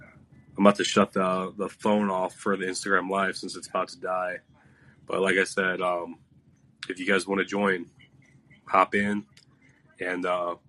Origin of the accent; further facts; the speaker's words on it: Cleveland, Ohio, United States; moved away; I'm from Cleveland